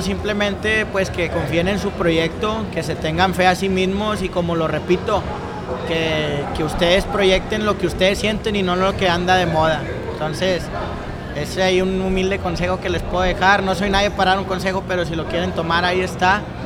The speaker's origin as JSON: {"language": "Spanish", "town": "Monterrey", "region": "Nuevo León", "country": "Mexico", "tie": "born or raised there", "said": "yo soy nacido en Monterrey, Nuevo León"}